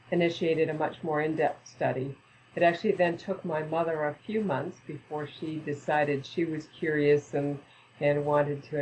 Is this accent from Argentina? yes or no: no; Canada; moved away as an adult; also born or lived in Edmonton, Canada / British Columbia, Canada / Saskatchewan, Canada / Ontario, Canada; now in United States; I was born in Edmonton, Alberta, Canada, and then went to a couple of different places in British Columbia, then to Saskatchewan, and then to Ontario. And at the age of 19, then came down to Ohio in the United States.